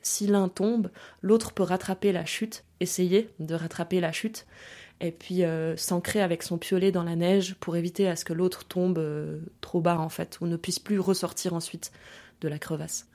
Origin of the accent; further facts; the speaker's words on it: France; also born or lived in Germany; France, là où j'ai grandi en fait, où j'ai passé euh, beaucoup de temps, au bord de la mer